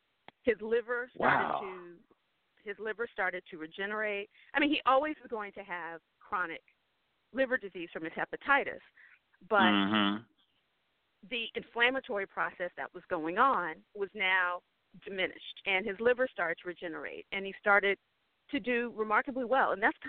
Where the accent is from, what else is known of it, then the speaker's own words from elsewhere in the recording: Texas, United States; I'm from Texas.